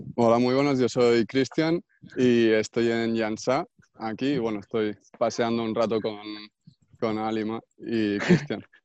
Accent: Puigcerdà, Catalonia, Spain; en mi pueblo, que soy de Pucherda no hay bachillerato artístico

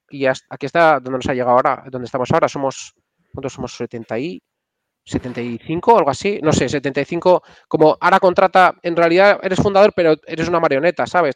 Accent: Castile and León, Spain; moved away; mi pueblo es un pueblo de entre Valladolid y Salamanca, que es, eh, se llama Laejos, es un pueblo súper pequeño

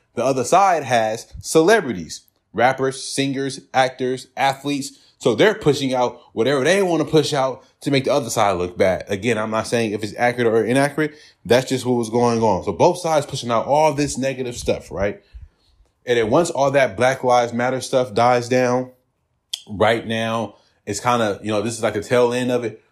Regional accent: California, United States; I'm from California. I live in California all my life

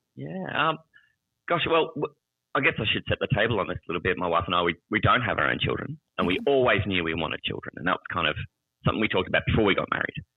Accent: Australia; I'm from Australia. I live in the capital city of Australia is Canberra

